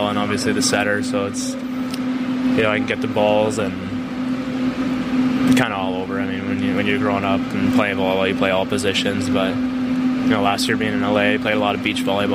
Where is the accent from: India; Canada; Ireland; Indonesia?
Canada; moved away as an adult; now in Chicago, United States; growing up in Canada